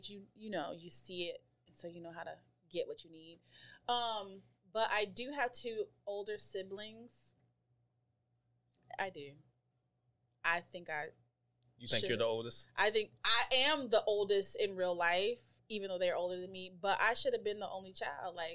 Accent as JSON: {"language": "English", "region": "Colorado", "country": "United States", "lives_now": "Maryland, United States", "said": "So I moved to Maryland from Colorado."}